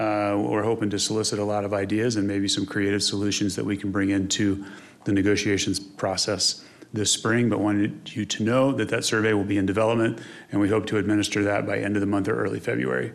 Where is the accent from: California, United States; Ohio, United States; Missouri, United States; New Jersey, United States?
Missouri, United States; now in Colorado, United States; I'm from Missouri